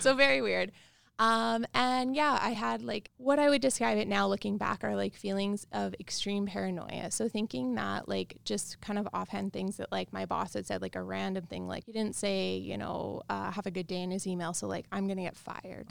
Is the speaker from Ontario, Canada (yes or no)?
no; Regina, Saskatchewan, Canada; I grew up in Regina, Saskatchewan.